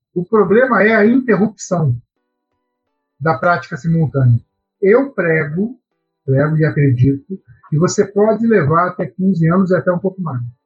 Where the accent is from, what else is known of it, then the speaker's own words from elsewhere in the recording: Araraquara, São Paulo, Brazil; eu sou de Araraquara, sou natural de Araraquara